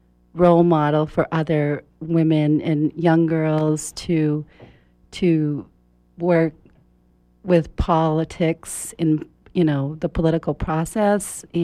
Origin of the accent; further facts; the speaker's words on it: Houlton, Maine, United States; born there; I was born in Houlton, Maine, which is near the New Brunswick-Canadian border, Roosty County, and I'm the third of 10 children.